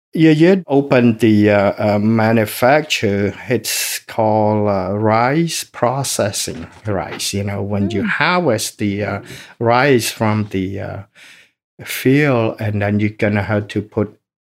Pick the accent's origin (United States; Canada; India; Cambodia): Cambodia; Phnom Thom; born there; English is a second language; I was born in Cambodia, city called Phnom Thom. That means big mountain city. Mm. It was a very small city, and the population in that city, I guess at the time, it probably 1,000 to 1,500 people.